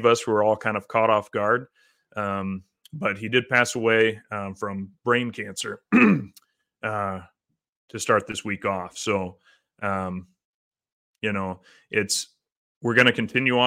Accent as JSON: {"language": "English", "region": "Midwest", "country": "United States", "tie": "born or raised there", "said": "growing up in the Midwest"}